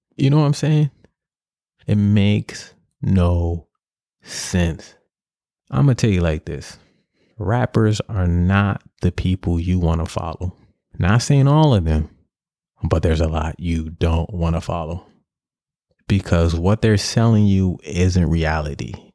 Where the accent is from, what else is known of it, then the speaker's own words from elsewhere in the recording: New York City, New York, United States; In my project, I grew up in Grant, Grant Housen on the west side of Harlem.